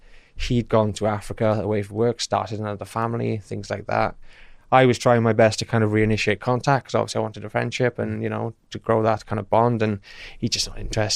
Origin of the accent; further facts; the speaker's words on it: Merthyr Tydfil, Wales, United Kingdom; now in Swindon, United Kingdom; I'm from the Valley, South Wales, Merthyr Tydfil.